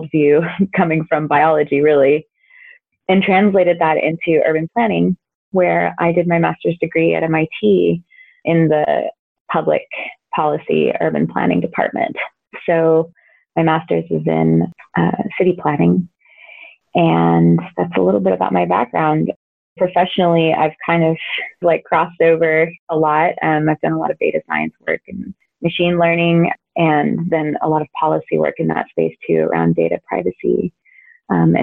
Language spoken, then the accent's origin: English; San Antonio, Texas, United States; I now work in my hometown, which is San Antonio, Texas